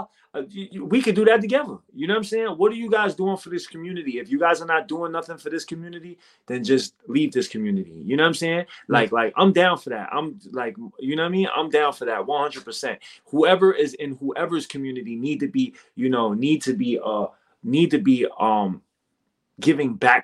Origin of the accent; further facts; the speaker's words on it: United States; I'm American. I was born and raised here